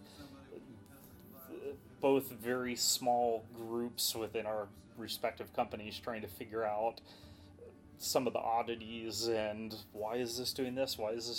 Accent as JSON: {"language": "English", "town": "Dallas", "region": "Texas", "country": "United States", "tie": "born or raised there", "also_born_or_lived": "New York / Colorado / Baltimore, D.C. area", "moved": "as an adult", "lives_now": "San Francisco, United States", "said": "I consider home where I grew up, Dallas. Was there all through my growing years, all the way up until I went off to college"}